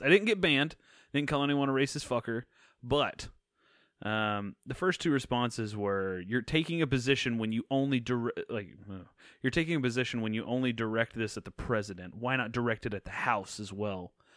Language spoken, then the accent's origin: English; Purcell, Oklahoma, United States; now in Dallas, United States; my hometown of Purcell, Oklahoma